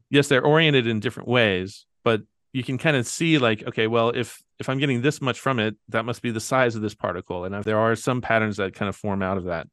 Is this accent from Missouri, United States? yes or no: no; Kentucky, United States; I'm from Kentucky